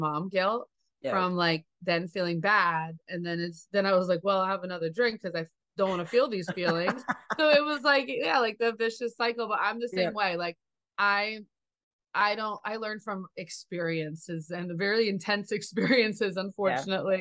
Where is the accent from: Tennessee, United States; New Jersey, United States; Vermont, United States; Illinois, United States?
New Jersey, United States; Jersey Shore; I grew up at the Jersey Shore as well